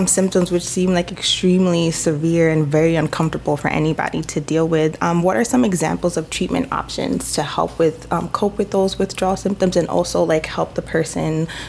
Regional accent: New York City, New York, United States; I'm from the Bronx

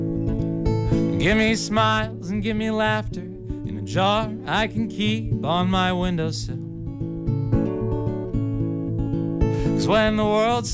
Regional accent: Weston, Massachusetts, United States; also born or lived in Wakefield, Massachusetts; born and raised, mostly in the Boston suburbs, but Massachusetts born and raised.

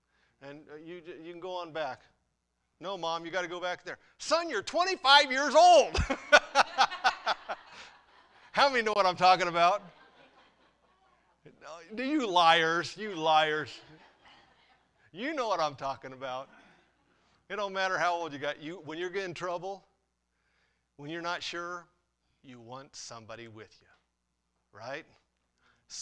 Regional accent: Runnels, United States; I grew up in Runnels

